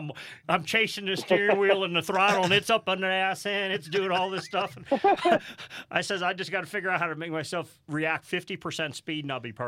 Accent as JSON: {"language": "English", "region": "Midwest", "country": "United States", "tie": "born or raised there", "said": "I grew up in the Midwest dirt racing"}